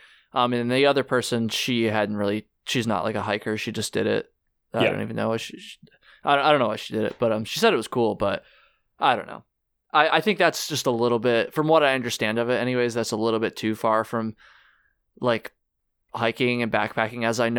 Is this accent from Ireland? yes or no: yes; Ireland; Maybe Ireland. I'd go to Ireland, do some hiking there. I'm Irish.